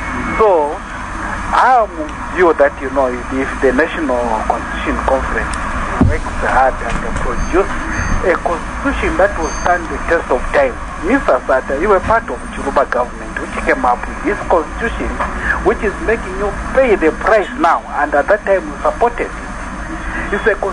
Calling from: Lusaka, Lusaka Province, Zambia; Within Lusaka.

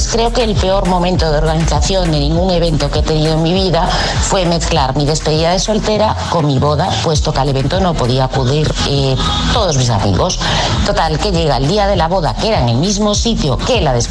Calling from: Valencia, Valencian Community, Spain; de Valencia

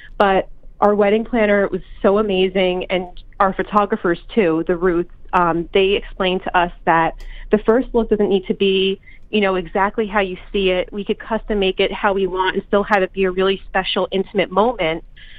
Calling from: Maywood, New Jersey, United States; I am in Maywood, New Jersey

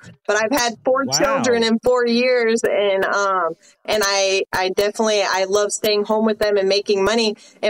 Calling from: Florida, United States; I'm another Floridian.

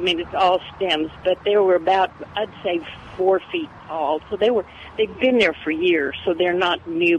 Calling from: Victoria, Texas, United States; I'm calling from Victoria

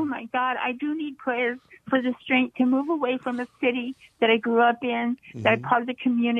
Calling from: Monterey Park, California, United States; Yes, hi, I'm … from Monterey Park, and you know, I just got your station, but I'm born again Christian. I'm 81.

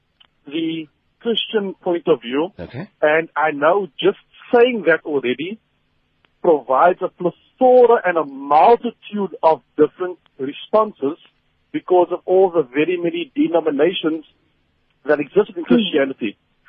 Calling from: Cape Town, Western Cape, South Africa; from Cape Town.

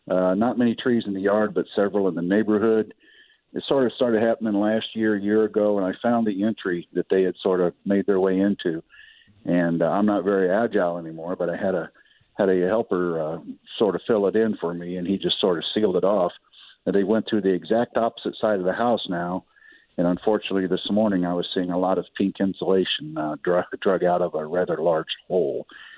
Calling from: Illinois, United States; Thank you for your service. I'm calling from the Illinois side of the river.

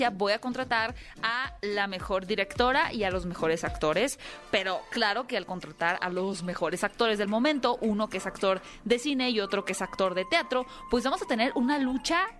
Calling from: Cuautitlán, State of Mexico, Mexico; Eh, el Estado de México, en Cuautitlán, Vizcali.

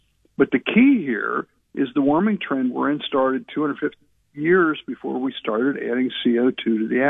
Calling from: Arlington, Virginia, United States; I'm calling you from Arlington, Virginia today.

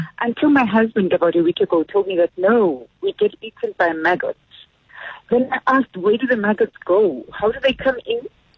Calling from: Fourways, Gauteng, South Africa; Hello, Azra. It's …. We're here from Four Ways.

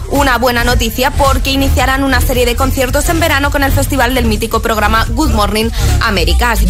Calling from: Asturias, Spain; desde Asturias

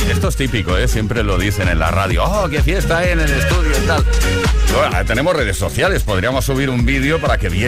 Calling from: Illescas, Castilla-La Mancha, Spain; Hola, Kiss. … de Illescas.

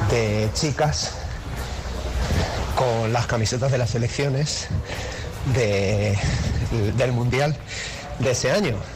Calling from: Alcorcón, Community of Madrid, Spain; Hola, buenos días. … de Alcorcón.

